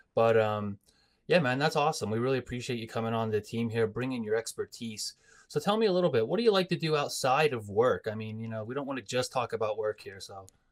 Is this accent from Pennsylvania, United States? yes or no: yes; Coal Region, Pennsylvania, United States; growing up in the Cole region, our heritage is, you know, Italian, Polish